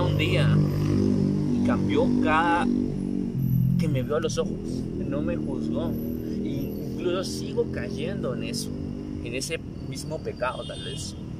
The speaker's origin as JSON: {"language": "Spanish", "country": "Guatemala", "said": "en mi país Guatemala está en cuarentena"}